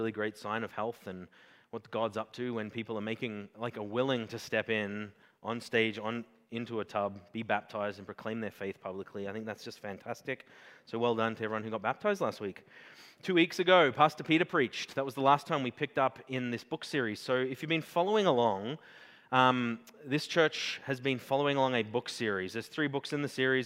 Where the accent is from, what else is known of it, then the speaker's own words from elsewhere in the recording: Australia; I'm Australian